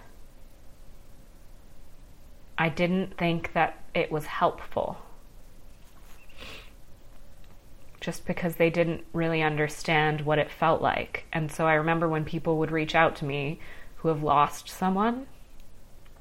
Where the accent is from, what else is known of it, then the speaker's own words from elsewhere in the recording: Ottawa, Ontario, Canada; moved away; I moved away from Ottawa, where we grew up, when Adam was 14